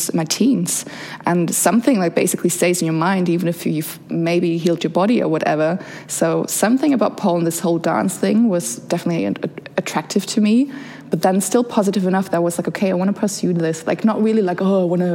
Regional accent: Germany; also born or lived in Bosnia and Herzegovina; now in Berlin, Germany; So I came to Germany when I was around 6 years old

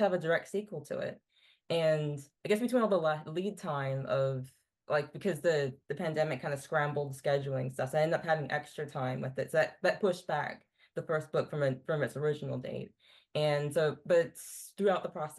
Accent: Virginia, United States; growing up in Virginia, it's like history everywhere

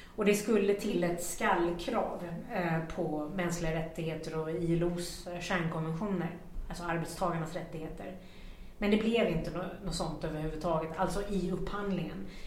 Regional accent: Sweden; vi svenskar

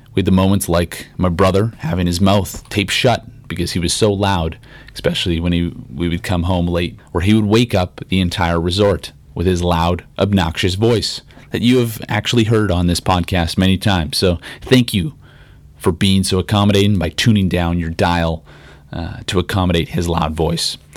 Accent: Regina, Saskatchewan, Canada; growing up in Regina

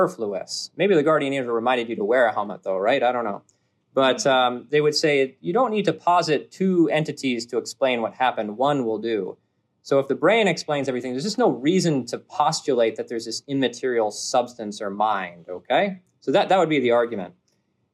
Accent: New England, United States; moved away; I'm from New England

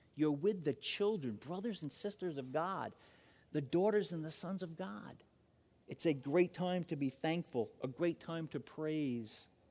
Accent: Long Island, New York, United States; now in Phoenix, United States; I'm from Long Island

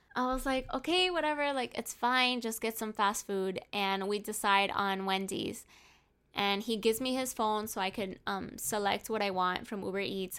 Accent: Hialeah, Florida, United States; I'm from Hialeah

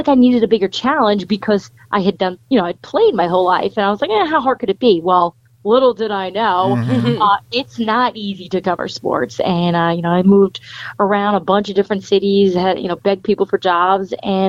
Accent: United States; stories that affected my area and the town I grew up in and outside New York City and even in New York City.

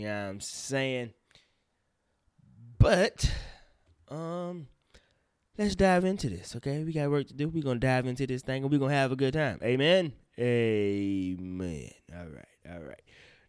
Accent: the South, United States; See, I'm from the South, for real, for real.

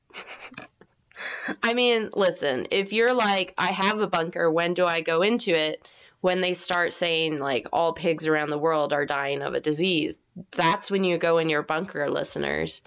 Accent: United States; I'm American

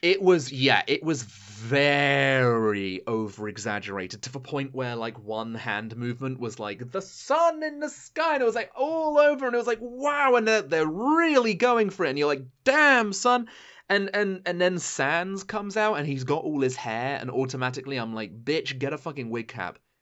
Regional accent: United Kingdom; being a British person

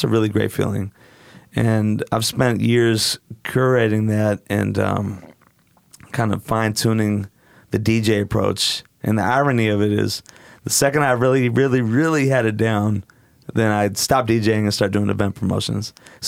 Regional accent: Portland, Oregon, United States; I grew up in Portland.

